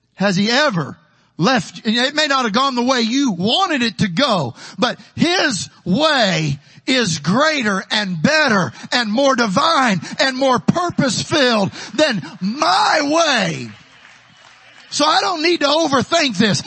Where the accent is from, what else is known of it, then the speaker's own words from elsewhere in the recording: Taylorville, Illinois, United States; moved away as an adult; also born or lived in Houston, Texas / San Benito, Texas; now in Texas, United States; my hometown in Taylorville, Illinois